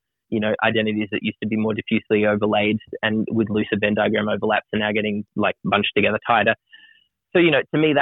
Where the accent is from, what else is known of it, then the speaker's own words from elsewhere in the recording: Broken Hill, New South Wales, Australia; I grew up with in Australia, I grew up in Broken Hill where there's lots of Indigenous people.